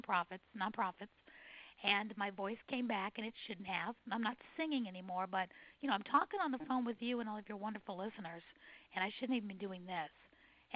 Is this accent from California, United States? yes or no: no; New York City, New York, United States; now in Atlanta, United States; I was born and raised in New York City